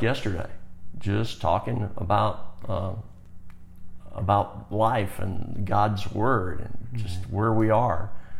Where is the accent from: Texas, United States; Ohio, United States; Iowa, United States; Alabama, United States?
Alabama, United States; I was born in Alabama. I'm a Southerner by birth, but I'm a Westerner at heart.